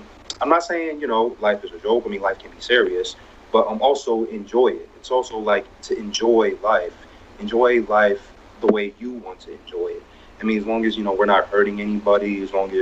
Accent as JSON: {"language": "English", "region": "New Jersey", "country": "United States", "tie": "born or raised there", "said": "I was born and raised in New Jersey"}